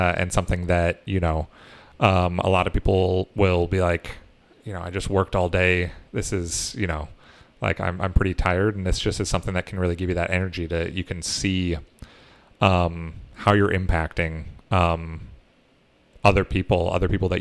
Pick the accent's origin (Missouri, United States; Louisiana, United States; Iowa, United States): Iowa, United States; moved away; also born or lived in Minnesota; I grew up in Iowa, so I got to take part in the, Iowa caucuses